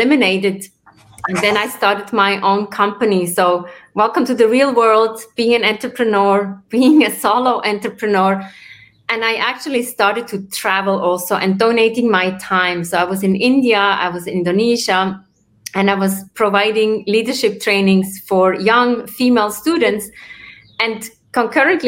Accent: Switzerland; also born or lived in New York area; now in New York, United States; I'm originally from Switzerland. I live in the New York area

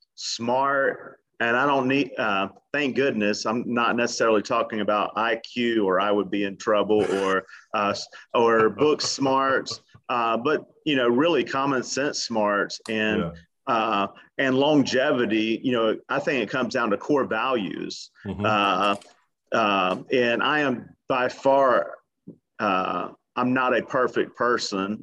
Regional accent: Atlanta, Georgia, United States; now in Miami Beach, United States; born and raised in Atlanta

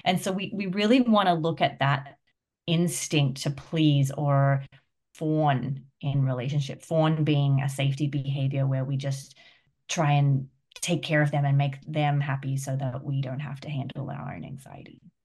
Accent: Australia; now in United States; I'm Australian, but I live in America

